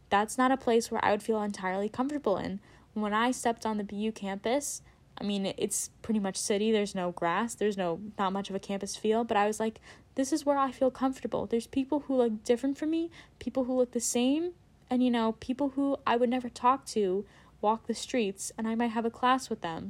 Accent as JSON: {"language": "English", "town": "Princeton", "region": "New Jersey", "country": "United States", "said": "I am from Princeton, New Jersey"}